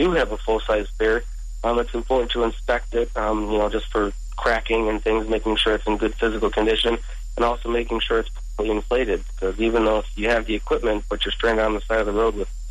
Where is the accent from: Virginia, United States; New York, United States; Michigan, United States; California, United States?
New York, United States; Buffalo; I'm a native from Buffalo, New York